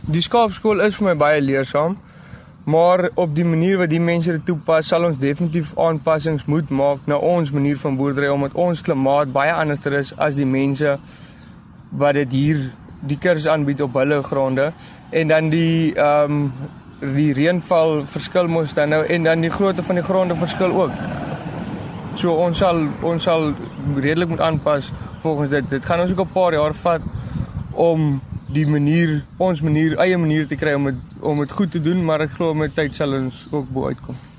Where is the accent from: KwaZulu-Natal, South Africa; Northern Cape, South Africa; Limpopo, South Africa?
Northern Cape, South Africa; Springbok; Ek is van van Springbok af